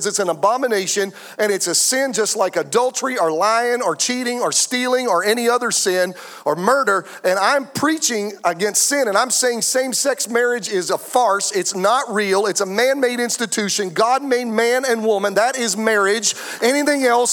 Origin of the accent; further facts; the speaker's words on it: United States; I'm an American